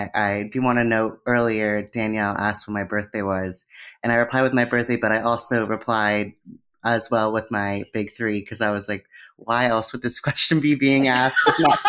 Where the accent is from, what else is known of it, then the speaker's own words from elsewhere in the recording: Florida, United States; I was born in Florida, so I feel like I can make fun of my birth state if I want.